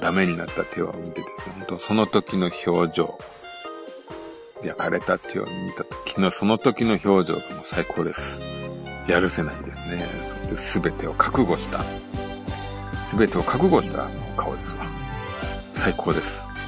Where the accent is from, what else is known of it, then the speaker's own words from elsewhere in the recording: Tokushima, Japan; 私はあの、徳島出身なんでね